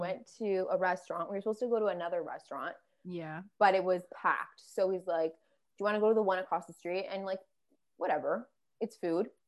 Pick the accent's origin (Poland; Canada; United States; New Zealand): Canada; I'm Canadian